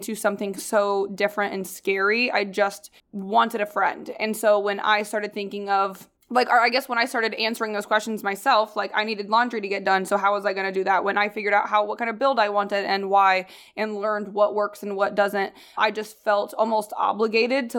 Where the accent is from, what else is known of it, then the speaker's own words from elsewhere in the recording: Midwest, United States; moved away; I grew up in, like, in the Midwest